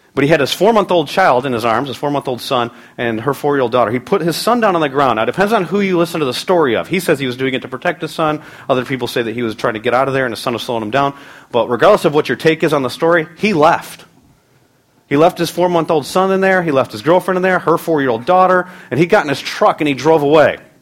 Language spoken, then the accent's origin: English; United States; We live in a time as American Christians